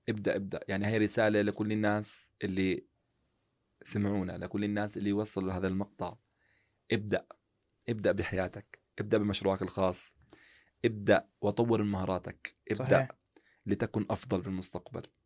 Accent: Jordan; عندنا في المملكة الأردنية يعني خاصة عندنا في الأردن

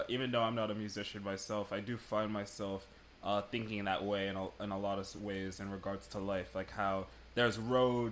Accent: United Kingdom; now in United States; So I grew up in the UK. I was born here in America, but I grew up in the UK

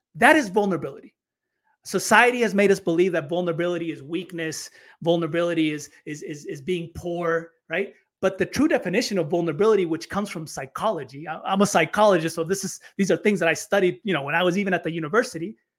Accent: United States; moved away as an adult; also born or lived in Chile; I grew up in the States

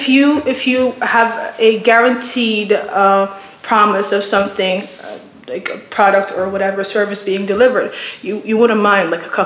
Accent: Somalia; I'm Somali.

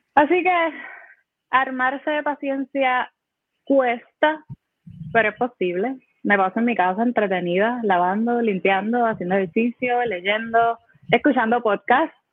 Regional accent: Humacao, Puerto Rico; yo me crié en Humacao

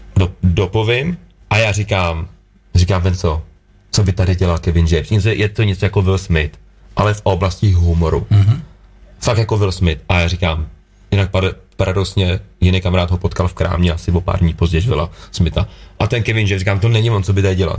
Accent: Litvínov, Ústí nad Labem Region, Czechia; jako bárkal jsem byl na hokej u nás v Lit- v Litýnově

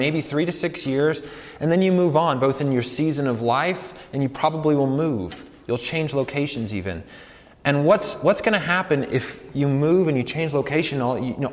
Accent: Colorado, United States; I'm from Colorado

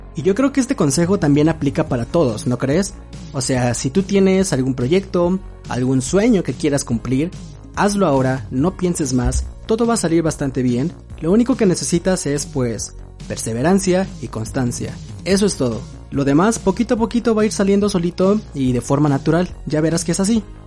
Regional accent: Mexico City, Mexico; soy de la Ciudad de México

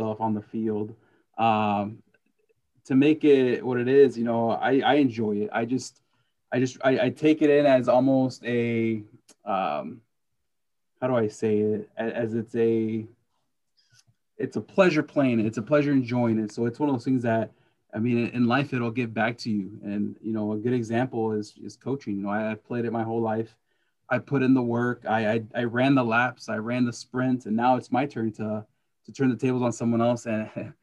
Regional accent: California, United States; I grew up in California, was where I started playing

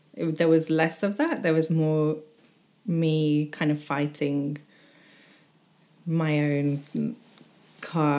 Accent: United Kingdom; I say I'm British mainly. South Asian British sometimes.

